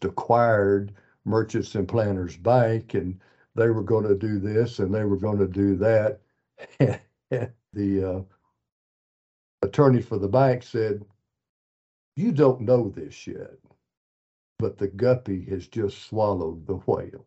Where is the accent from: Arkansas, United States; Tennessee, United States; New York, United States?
Arkansas, United States; Malvern; I grew up in Malvern